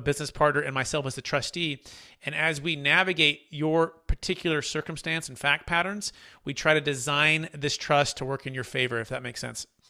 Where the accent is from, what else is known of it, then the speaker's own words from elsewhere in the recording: California, United States; I'm a native from California